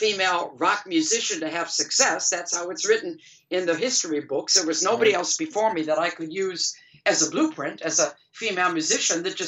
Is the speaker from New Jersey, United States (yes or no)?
no; Detroit, Michigan, United States; moved away as an adult; also born or lived in England; we're all from Detroit